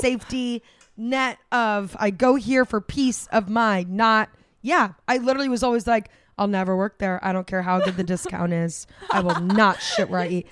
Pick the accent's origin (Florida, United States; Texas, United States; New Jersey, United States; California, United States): Florida, United States; now in New York, United States; We grew up in Florida